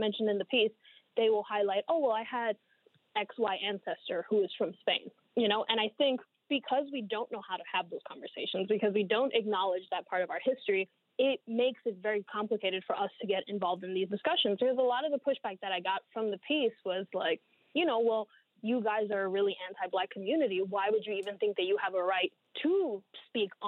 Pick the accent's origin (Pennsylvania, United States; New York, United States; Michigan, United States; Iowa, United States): New York, United States; New York City; also born or lived in Dominican Republic; I was born in the Dominican Republic, and I've been living in New York City most of my life.